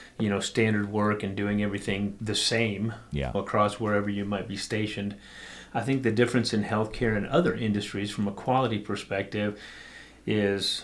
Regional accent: Tucson, Arizona, United States; moved away as an adult; also born or lived in Albuquerque, New Mexico / Lake Havasu City, Arizona; I grew up in Tucson

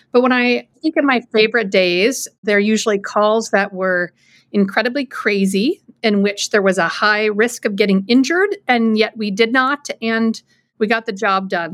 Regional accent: Anchorage, Alaska, United States; moved away as an adult; also born or lived in New Hampshire; now in central New York, United States; I was born and raised in Anchorage, Alaska

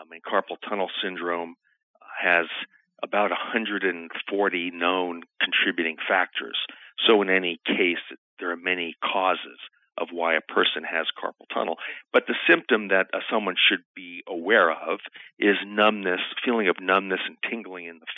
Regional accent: New York City, New York, United States; moved away as an adult; also born or lived in Naples, Italy / San Diego, California; now in Nebraska, United States; I grew up in New York City and went to medical school at New York University

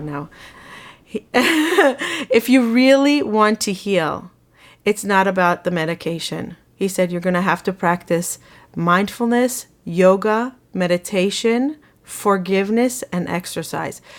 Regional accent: Israel; moved away as an adult; now in United States; I grew up in Israel

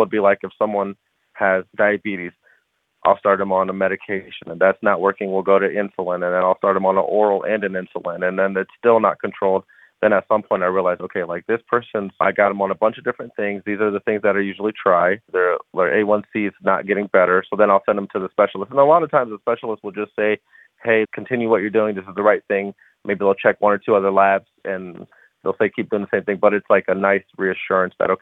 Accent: Columbus, Ohio, United States; also born or lived in Chicago; I was born and raised in Columbus.

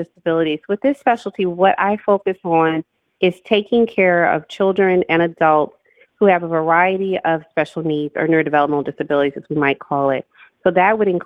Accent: Louisiana, United States; I grew up in Louisiana

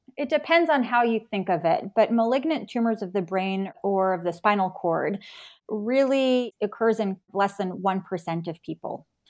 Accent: New York, United States; moved away as an adult; also born or lived in North Carolina / San Francisco, California; now in Virginia, United States; I grew up in New York

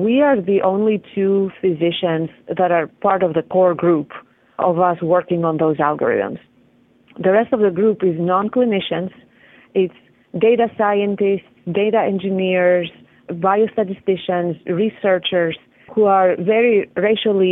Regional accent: Greece; moved away; I'm from Greece

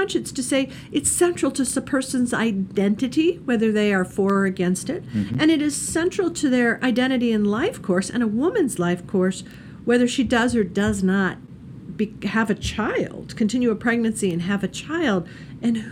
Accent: Indiana, United States; I'm from Indiana

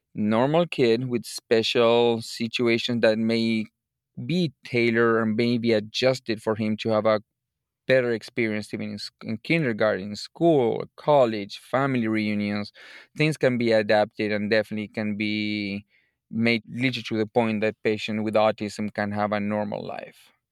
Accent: Buenos Aires Province, Argentina; moved away as an adult; also born or lived in Chicago; now in United States; I'm originally from Argentina, from the province of Buenos Aires.

